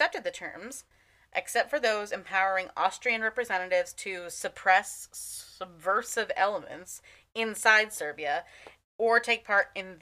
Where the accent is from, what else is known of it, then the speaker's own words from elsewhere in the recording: United States; I'm American